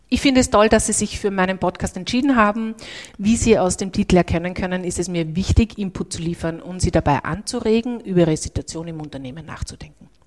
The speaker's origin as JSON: {"language": "German", "region": "Salzburg", "country": "Austria", "said": "Den Dialekt hat er noch nicht hundertprozentig abgelegt, was ich sehr persönlich sehr nett finde als {S0} Salzburgerin."}